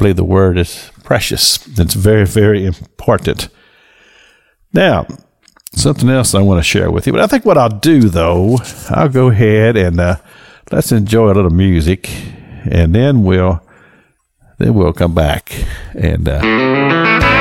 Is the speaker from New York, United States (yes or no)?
no; Kentucky, United States; I am from Kentucky